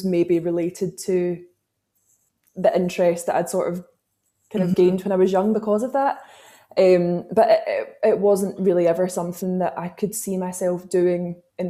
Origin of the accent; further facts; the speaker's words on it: Glasgow, Scotland, United Kingdom; I grew up in Glasgow